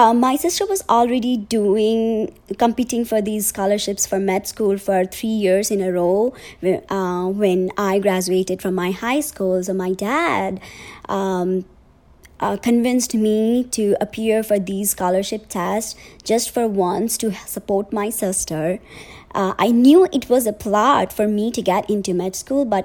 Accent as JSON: {"language": "English", "country": "Nepal", "moved": "yes", "said": "I'm originally from Nepal"}